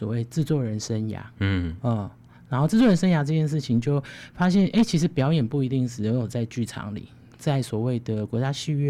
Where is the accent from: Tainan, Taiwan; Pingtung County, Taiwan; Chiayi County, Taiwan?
Chiayi County, Taiwan; Chiayi; 因为我是嘉义人，我是嘉义人。嗯，然后我小时候，我从很小很小就开始学跳舞